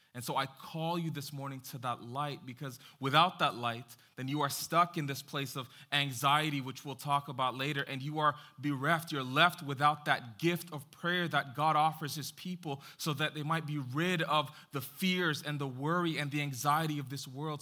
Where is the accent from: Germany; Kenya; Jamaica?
Jamaica; I am Jamaican